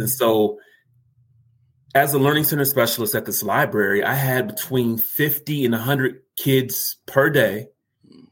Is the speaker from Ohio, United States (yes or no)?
yes; Columbus, Ohio, United States; I am from Columbus, Ohio, so the Buckeye State.